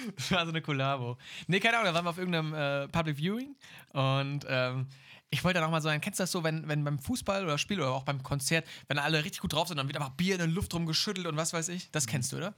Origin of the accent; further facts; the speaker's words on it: Germany; als Deutsche